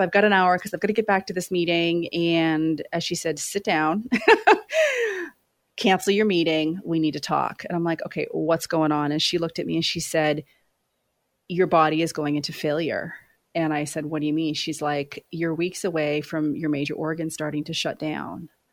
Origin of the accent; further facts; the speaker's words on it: Maine, United States; moved away as an adult; also born or lived in Los Angeles; now in New York City, United States; I grew up in Maine